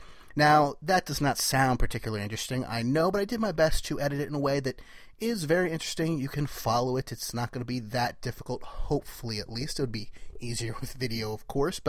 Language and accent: English; New Jersey, United States; from Jersey